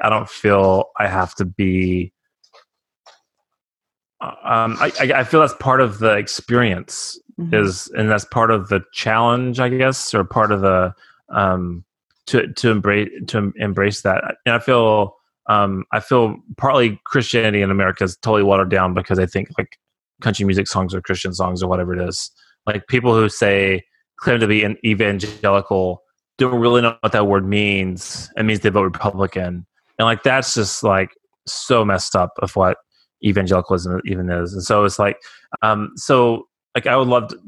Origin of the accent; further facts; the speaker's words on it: Texas, United States; also born or lived in Arizona; we're both from Texas